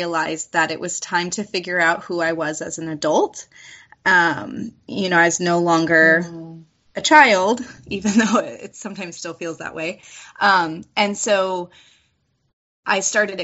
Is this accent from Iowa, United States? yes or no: no; California, United States; also born or lived in Washington State; I'm from California